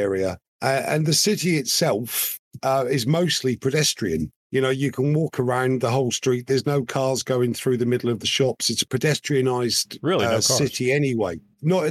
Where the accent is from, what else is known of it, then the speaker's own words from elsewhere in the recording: Norfolk, East of England, United Kingdom; moved away; a nice, flat, gorgeous place that I grew up in Norfolk